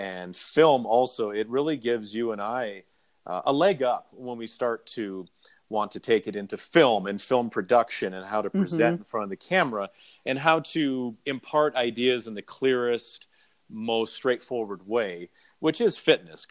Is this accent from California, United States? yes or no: no; La Crosse, Wisconsin, United States; also born or lived in Florida; now in Colorado, United States; I grew up in Wisconsin, and it's very similar where I grew up in the La Crosse area of Wisconsin.